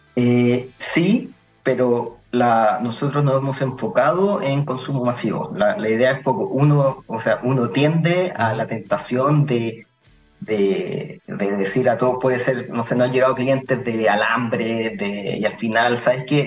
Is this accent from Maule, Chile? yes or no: yes; Curicó, Maule, Chile; moved away; also born or lived in Santiago; yo soy de Curicó